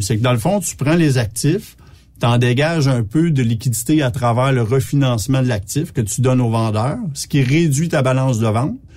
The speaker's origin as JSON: {"language": "French", "area": "Petite-Nation", "region": "Quebec", "country": "Canada", "said": "Je suis même pas un bleuet, je suis un gars de la petite nation"}